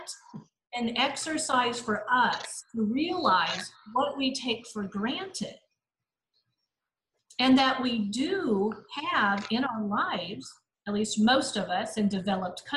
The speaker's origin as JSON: {"language": "English", "country": "United States", "tie": "born or raised there", "said": "I grew up and live in the United States, but I've lived in third world countries."}